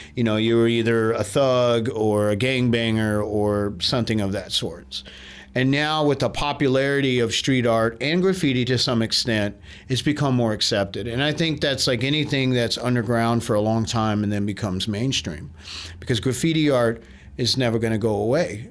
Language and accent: English; Austin, Texas, United States; I'm from Austin. I grew up here